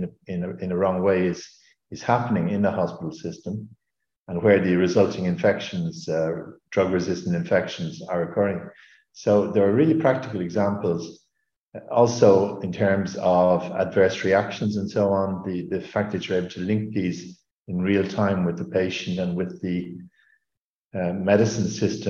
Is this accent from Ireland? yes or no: yes; Ireland; now in Luxembourg; in Ireland, in my home country